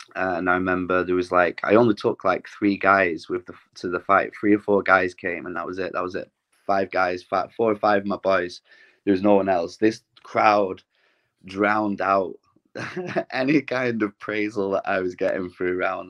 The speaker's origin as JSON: {"language": "English", "town": "Glossop", "region": "East Midlands", "country": "United Kingdom", "tie": "born or raised there", "said": "a gym uh, situated in my hometown in Glossop"}